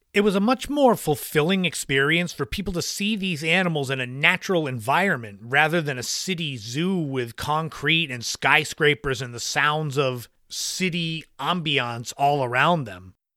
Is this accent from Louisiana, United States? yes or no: no; Cape Cod, Massachusetts, United States; my childhood growing up on Cape Cod.